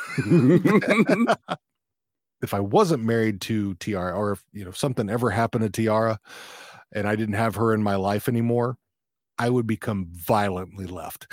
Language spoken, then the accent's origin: English; Fort Worth, Texas, United States; moved away; also born or lived in Leonard, Texas; I was raised, uh, initially, I was raised in Fort Worth, but then, you know, when I was twelve, we moved out to r, very rural Texas